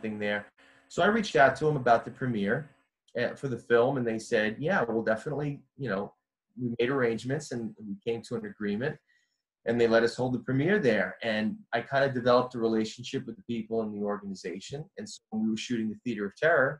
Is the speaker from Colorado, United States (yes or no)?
no; Jersey City, New Jersey, United States; I grew up in Jersey City